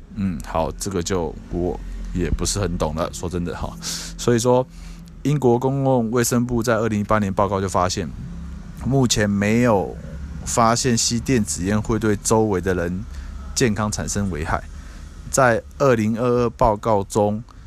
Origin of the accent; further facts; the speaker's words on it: Taiwan; 现在在我们台湾这边